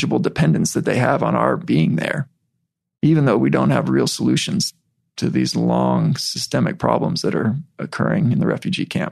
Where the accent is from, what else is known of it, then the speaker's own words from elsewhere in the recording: Utah, United States; as a white kid from Utah